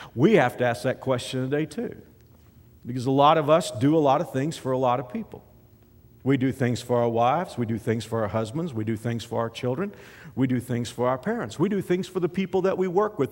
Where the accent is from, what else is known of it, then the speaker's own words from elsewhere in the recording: the South, United States; I'm from the South